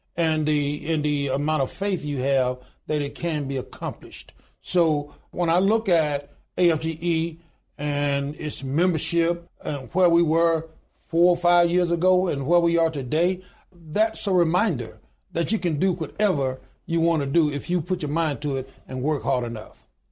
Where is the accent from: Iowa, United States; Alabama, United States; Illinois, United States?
Alabama, United States; Goodwater; I was born in a little small town in Goodwater, Alabama, population twelve hundred and ninety-two today